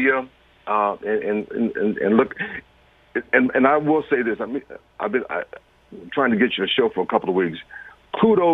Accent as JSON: {"language": "English", "town": "Detroit", "region": "Michigan", "country": "United States", "said": "I'm from Detroit, so I'm a Michigan person"}